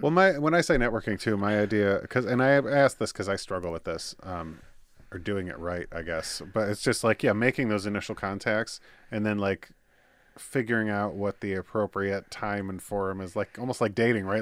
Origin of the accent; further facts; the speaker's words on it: Michigan, United States; born and raised in Michigan